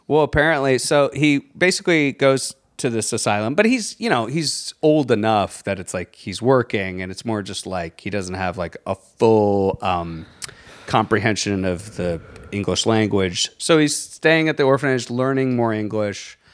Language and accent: English; Virginia, United States